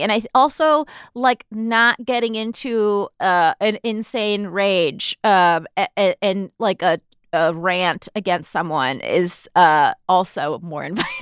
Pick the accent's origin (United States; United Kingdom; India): United States; Southern California; now in New York, United States; growing up in Southern California